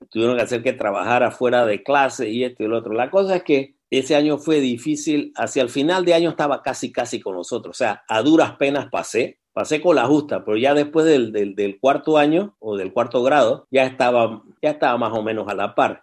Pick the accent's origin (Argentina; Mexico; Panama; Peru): Panama; moved away as an adult; also born or lived in Missouri, United States / Louisiana, United States; toda mi infancia fue en Panamá. Yo viví en Panamá hasta los ¿qué? casi 18 años.